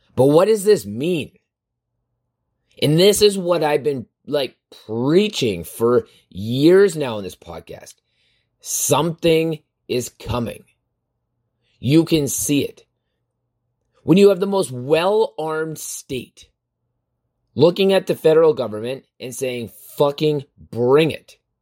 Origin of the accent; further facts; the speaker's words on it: Canada; I'm from Canada